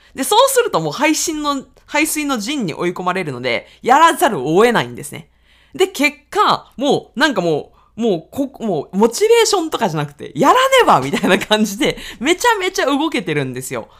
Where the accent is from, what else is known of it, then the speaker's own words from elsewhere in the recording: Aichi, Japan; accent: Owari dialect (Nagoya-ben); moved away as an adult; also born or lived in Tokyo / Osaka; 愛知県出身